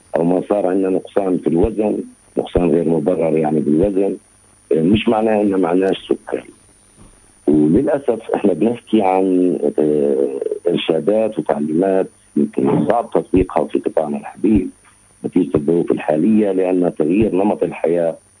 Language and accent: Arabic; Palestine; عندنا في فلسطين